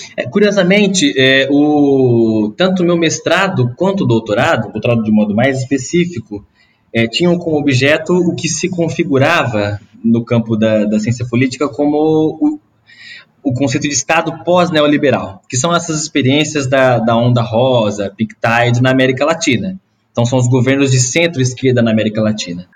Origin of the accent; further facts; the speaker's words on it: Ribeirão Preto, São Paulo, Brazil; accent: R puxado; eu venho do interior de São Paulo também, de um, de um lugar bem pequeno chamado Bonfim Paulista, que é distrito de Ribeirão Preto